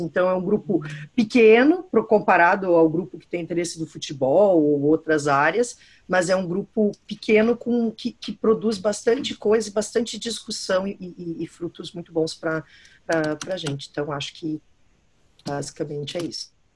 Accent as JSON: {"language": "Portuguese", "region": "Rio Grande do Sul", "country": "Brazil", "also_born_or_lived": "São Paulo / São Carlos", "said": "sou professora aqui na Universidade Federal de Santa Maria, então, como a Sheila falou, sou gaúcha"}